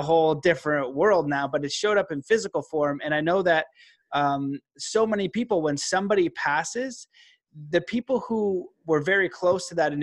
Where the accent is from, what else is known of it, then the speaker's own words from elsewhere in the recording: Canada; also born or lived in Calgary / Stephenville, Newfoundland (mother's family); my mom is a Newfie and I live in Calgary, and I'm Canadian